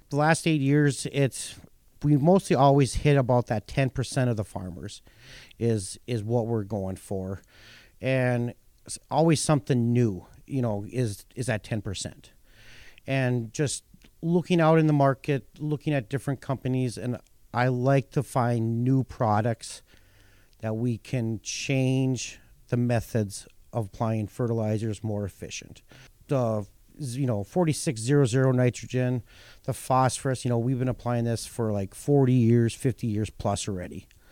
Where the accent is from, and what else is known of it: North Dakota, United States; born or raised there